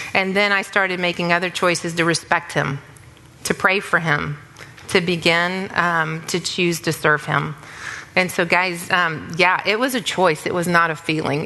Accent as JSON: {"language": "English", "town": "Dallas", "region": "Texas", "country": "United States", "tie": "born or raised there", "said": "I grew up in Dallas in a family with a long legacy of God fearing parents"}